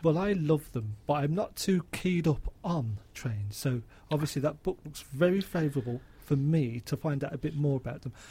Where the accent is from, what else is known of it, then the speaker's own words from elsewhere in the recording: Birmingham, West Midlands, United Kingdom; I come from Birmingham